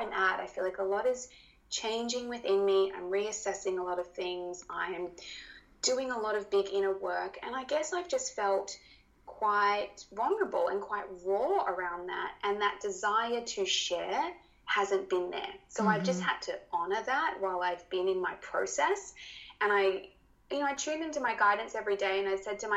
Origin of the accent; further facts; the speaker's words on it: Australia; accent: Australian; my Australian accent